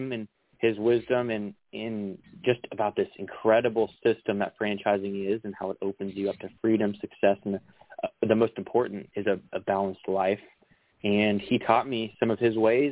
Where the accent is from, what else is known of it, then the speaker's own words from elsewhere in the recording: Dallas, Texas, United States; also born or lived in Plano, Texas; I'm from Dallas, Texas. I grew up going to Prestonwood Christian Academy, a little private school in Plano, Texas